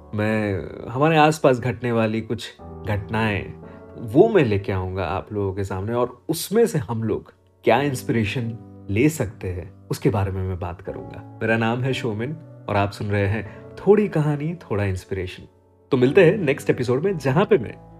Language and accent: Hindi; Ahmedabad, Gujarat, India; also born or lived in Surat; मैं अहमदाबाद में पला बड़ा हूँ